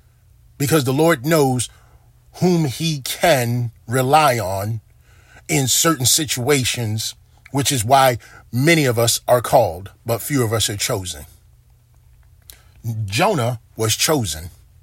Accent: Baltimore, Maryland, United States; You know, there are times when growing up in Baltimore where I saw the murders outnumber the calendar days in a year.

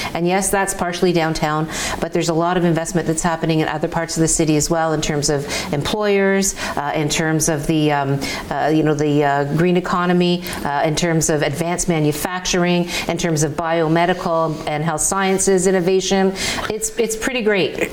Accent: Hamilton, Ontario, Canada; my my hometown, my roots

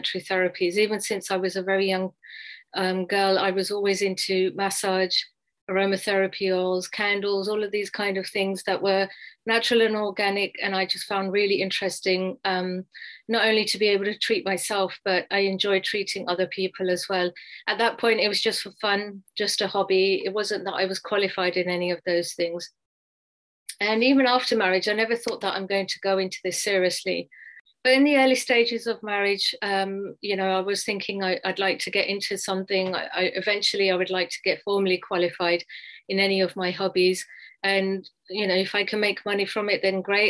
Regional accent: London, United Kingdom; moved away as an adult; now in United States; I grew up in England, alhamdulillah, in London. I went to school, college and university there

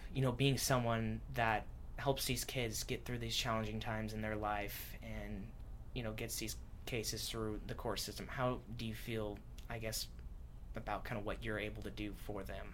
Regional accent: Washington, United States; that's where I'm from

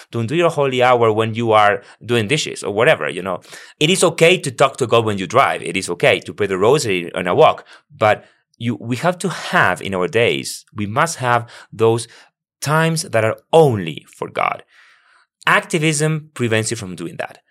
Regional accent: Buenos Aires, Argentina; now in United States; I was born and raised in Argentina, and I once, I, I, I, I'm from Buenos Aires, the capital

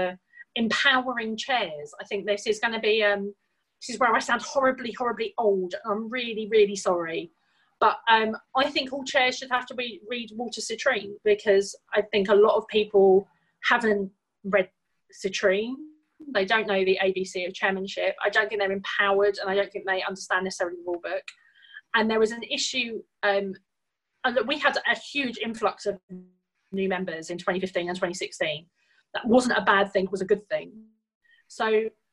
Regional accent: United Kingdom; I'm a British Jew

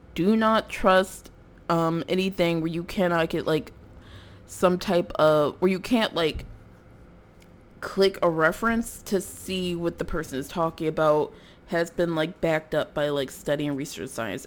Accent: Philadelphia, Pennsylvania, United States; I'm from North Philadelphia

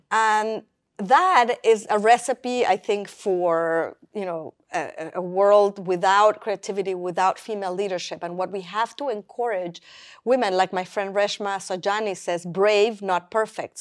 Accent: Mexico City, Mexico; moved away; I grew up in Mexico City

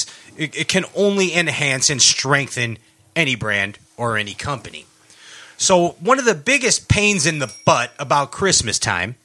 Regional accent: outside of Chicago, Illinois, United States; moved away; also born or lived in Boca Raton, Florida; I was raised mm-hmm. outside of Chicago, but I lived in Florida for like 10 years

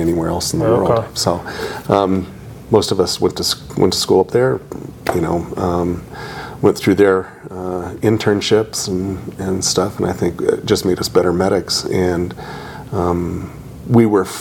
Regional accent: Pueblo, Colorado, United States; I'm from Pueblo, Colorado. I was born and raised there

